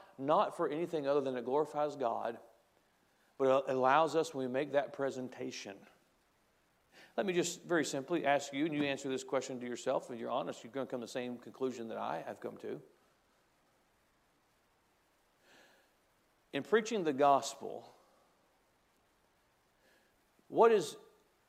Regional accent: United States; as an American

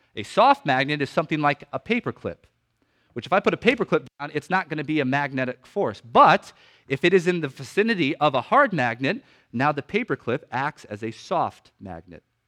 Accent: Maine, United States; when I was growing up in Maine

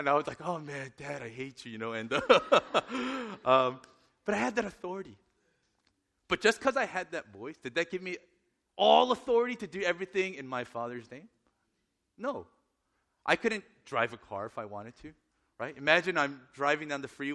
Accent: Northern California, United States; I grew up in Northern California

